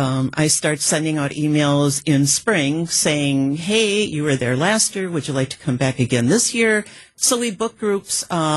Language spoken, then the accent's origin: English; West Bend, Wisconsin, United States; We're both from West Bend, and we take pride in West Bend